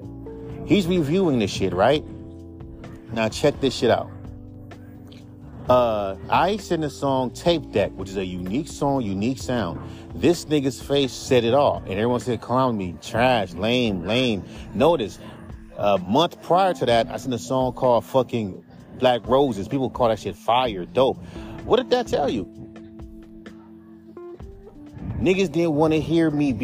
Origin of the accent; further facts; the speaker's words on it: West Coast, United States; I'm from the West Coast